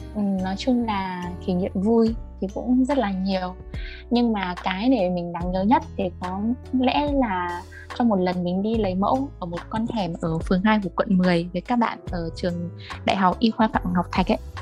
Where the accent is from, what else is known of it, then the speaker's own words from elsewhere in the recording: Tuyên Quang, Vietnam; accent: northern; moved away as an adult; also born or lived in Thái Bình; tỉnh ở quê mình là tuyên quang